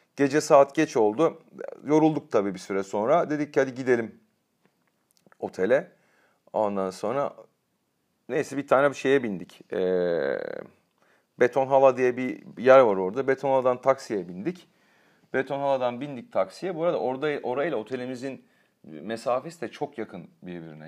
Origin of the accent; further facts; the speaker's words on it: Turkey; Ben de Türk'üm dedim.